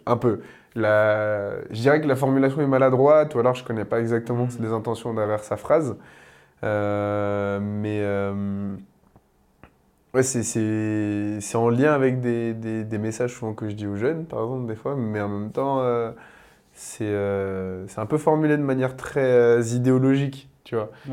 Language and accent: French; Paris, Île-de-France, France; en tant que Parisien